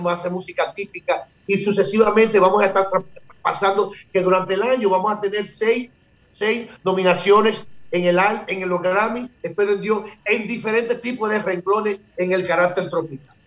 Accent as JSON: {"language": "Spanish", "country": "Dominican Republic", "said": "nosotros los dominicanos"}